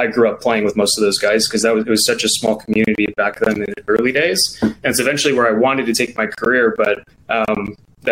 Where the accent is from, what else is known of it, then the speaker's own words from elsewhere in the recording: Grayslake, Illinois, United States; I grew up, I went to Grays Lake Schools, which if you are in Chicagoland area, it's about 45 minutes north of the city